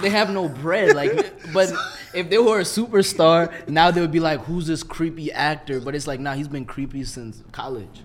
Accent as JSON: {"language": "English", "town": "Minneapolis", "region": "Minnesota", "country": "United States", "said": "I'm from Minneapolis"}